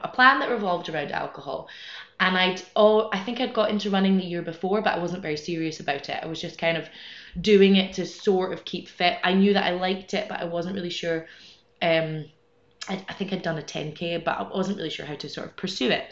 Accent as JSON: {"language": "English", "region": "Scotland", "country": "United Kingdom", "moved": "as an adult", "lives_now": "Madrid, Spain", "said": "I'm from Scotland originally, but I've been living here in Madrid for about eight years, more or less."}